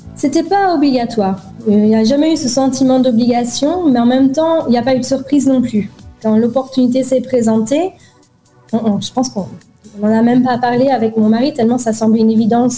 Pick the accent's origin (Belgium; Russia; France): Belgium; moved away as an adult; also born or lived in Dubai, United Arab Emirates; quand on a quitté la Belgique et qu'on s'est installé à Dubaï